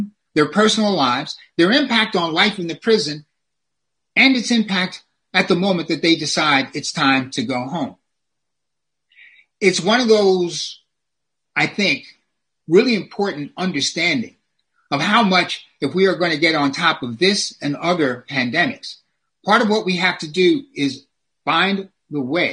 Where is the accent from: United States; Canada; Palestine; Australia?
United States; New Orleans, Louisiana; moved away; I was born in New Orleans, Louisiana, and as a young man